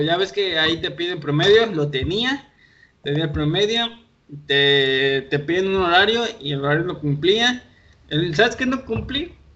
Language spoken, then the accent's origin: Spanish; Colima, Mexico; Él desde Querétaro, yo aquí en Colima, pero los dos somos de aquí de Colima y aquí nos conocimos